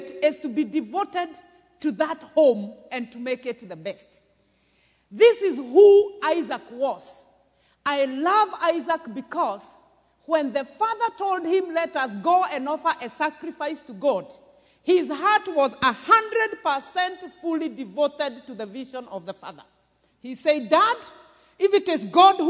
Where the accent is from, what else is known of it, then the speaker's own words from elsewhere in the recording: Murang'a County, Kenya; I come from Mathioya, where J.J. Kamotho came from